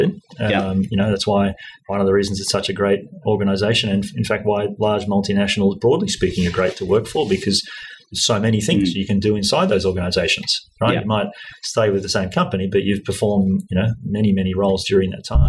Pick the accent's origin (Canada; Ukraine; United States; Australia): Australia; I grew up here in Australia.